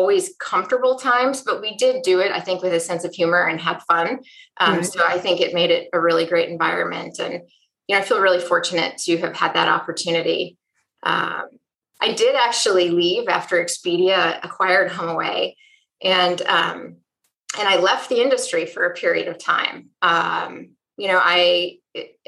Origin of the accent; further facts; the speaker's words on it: Wisconsin, United States; I grew up in Wisconsin in a home with two working parents